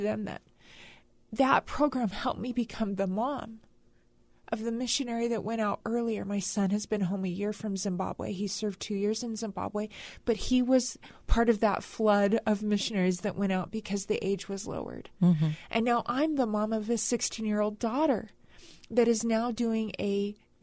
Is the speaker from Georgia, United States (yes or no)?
no; California, United States; I grew up in California